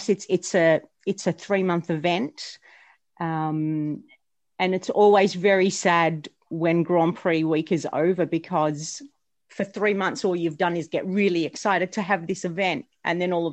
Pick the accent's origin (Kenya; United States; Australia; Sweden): Australia; being an Australian McLaren fan